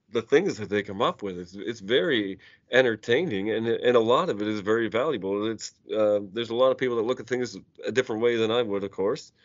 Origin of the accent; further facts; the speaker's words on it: Cole Harbour, Nova Scotia, Canada; I grew up on Cole Harbour. I grew up in Sidney Crosby community